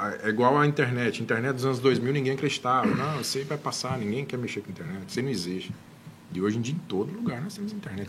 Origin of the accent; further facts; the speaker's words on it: Anápolis, Goiás, Brazil; eu sou de Anápolis